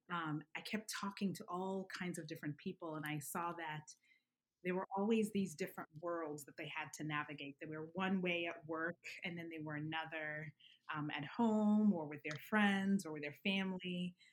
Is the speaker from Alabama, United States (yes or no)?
yes; Alabama, United States; now in New York, United States; until I came to New York, I didn't realize how much of a bubble it was. Um, I would definitely Alabama's very black and white.